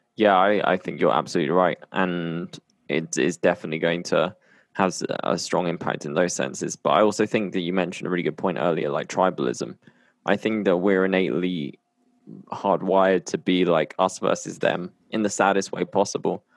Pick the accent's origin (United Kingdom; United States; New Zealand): United Kingdom; now in Colombia; I'm based in Colombia and I'm from the U K